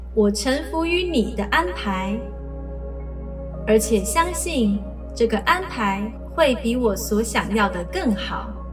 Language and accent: Chinese; Taiwan; now in New Zealand; 从小在台湾常常去登山步道，爬上爬下